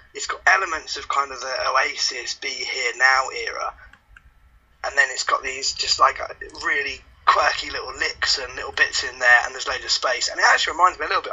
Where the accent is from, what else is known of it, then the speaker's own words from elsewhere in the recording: Essex, East of England, United Kingdom; I was born in Essex